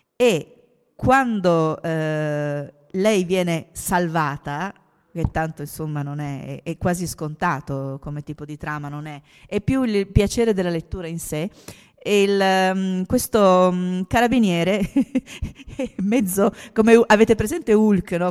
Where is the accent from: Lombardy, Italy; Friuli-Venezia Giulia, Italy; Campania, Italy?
Friuli-Venezia Giulia, Italy; Trieste; Io sono triestina